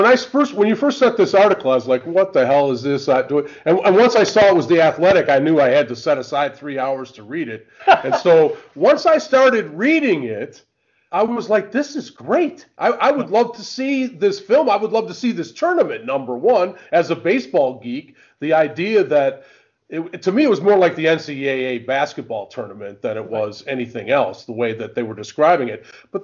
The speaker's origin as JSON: {"language": "English", "country": "United States", "said": "as an American"}